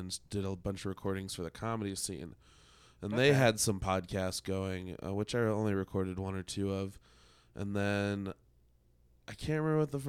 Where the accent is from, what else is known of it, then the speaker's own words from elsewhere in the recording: Denver, Colorado, United States; I'm born and raised in Denver